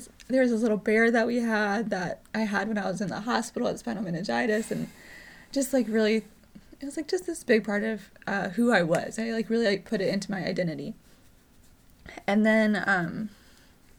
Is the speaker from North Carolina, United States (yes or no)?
yes; North Carolina, United States; I was born in North Carolina